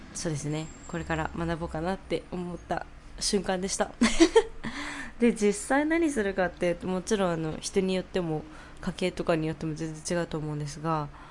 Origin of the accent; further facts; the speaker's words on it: Japan; now in New York, United States; 日本人日本出身だよ